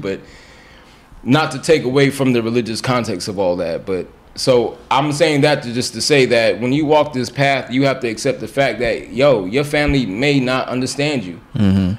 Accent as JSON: {"language": "English", "town": "Orange", "region": "New Jersey", "country": "United States", "tie": "born or raised there", "also_born_or_lived": "Grenada", "said": "I was in in uh, Essex County here in New Jersey, in Orange, predominantly black"}